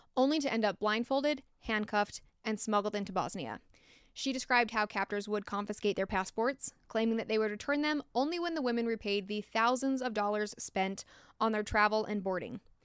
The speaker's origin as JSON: {"language": "English", "country": "United States", "accent": "American", "said": "my American accent"}